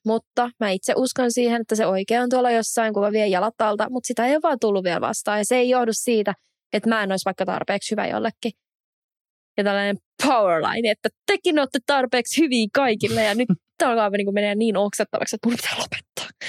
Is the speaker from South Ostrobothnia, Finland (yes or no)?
no; Espoo, Uusimaa, Finland; mä oon Espoosta